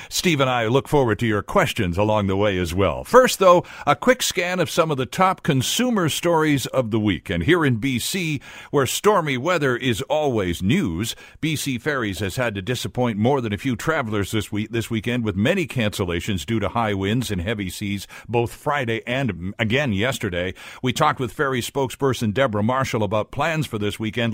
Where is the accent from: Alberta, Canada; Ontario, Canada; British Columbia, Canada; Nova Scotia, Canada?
Ontario, Canada; also born or lived in Metro Vancouver; now in Vancouver, Canada; I grew up in Ontario